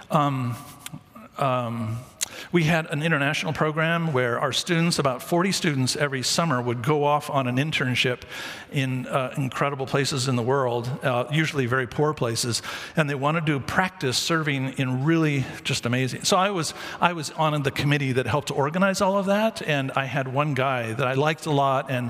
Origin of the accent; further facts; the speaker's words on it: Mumbai, Maharashtra, India; I'm from Mumbai. And I went to medical school there